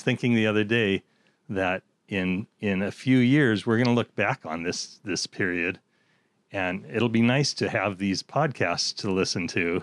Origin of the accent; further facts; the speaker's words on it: Seattle, Washington, United States; growing up in South End of Seattle